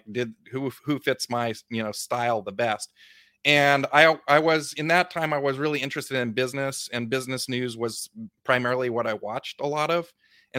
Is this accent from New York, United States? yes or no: no; Big Sur, California, United States; I grew up really poor. I grew up in Big Sur Coast in California, with an outhouse and no electricity, goats, hippie parents